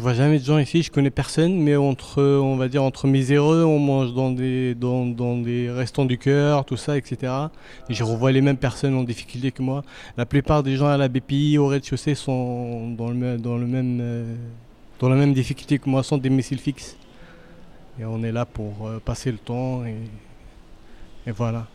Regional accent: Pantin, Île-de-France, France; now in Paris, France; j'ai grandi à Pantin, je suis un enfant de Pantin, un pantinois d'origine, et je vis principalement à Paris.

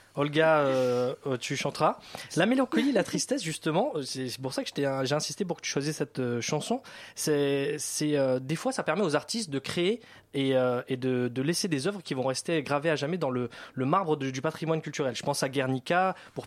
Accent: France; accent: French; J'ai l'accent français

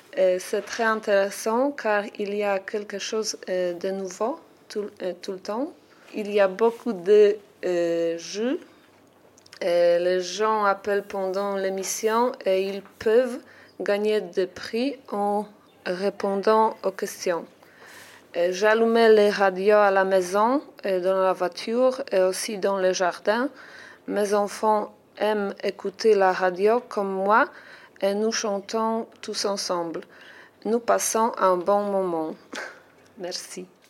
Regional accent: Poland; French is a second language; now in France; je suis polonaise

